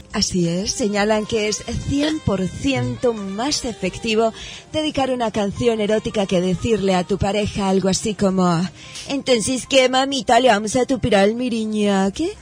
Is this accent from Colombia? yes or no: yes; Cúcuta, Norte de Santander, Colombia; yo soy cucuteña. Este acento no es erótico